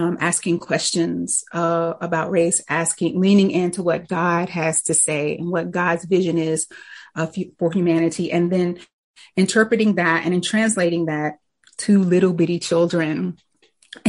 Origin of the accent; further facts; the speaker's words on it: Winston-Salem, North Carolina, United States; I grew up in Winston-Salem, North Carolina